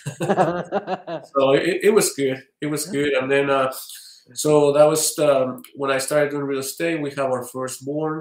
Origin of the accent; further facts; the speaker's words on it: State of Mexico, Mexico; moved away as an adult; now in Utah, United States; I was born in Mexico City. My parents moved to Estado de Mexico.